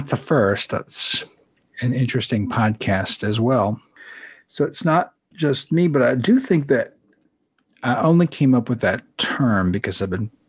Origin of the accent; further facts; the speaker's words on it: United States; I'm an American kid